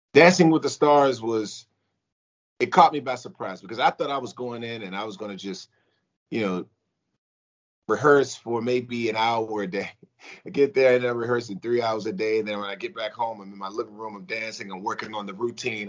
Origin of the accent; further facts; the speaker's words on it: United States; I came back to my hometown team, which is the Washington football team.